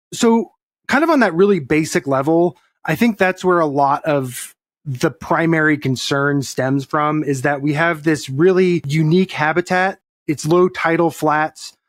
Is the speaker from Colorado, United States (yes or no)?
yes; Colorado, United States; moved away as an adult; now in Texas, United States; I grew up in Colorado